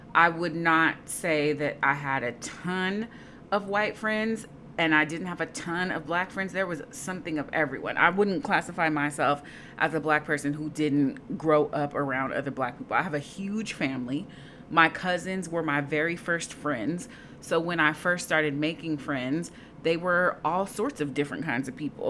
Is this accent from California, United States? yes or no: yes; Bay Area, California, United States; I'm from the Bay Area.